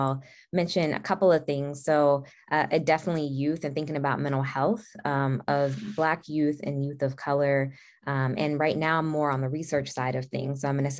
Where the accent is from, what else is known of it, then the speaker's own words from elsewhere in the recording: Atlanta, Georgia, United States; now in Bay Area, United States; So I am from Atlanta, Georgia. Feels like that's a big part of my identity as a AT alien. And I'm mixed race Black. So my mother is African American. My father is South Asian Indian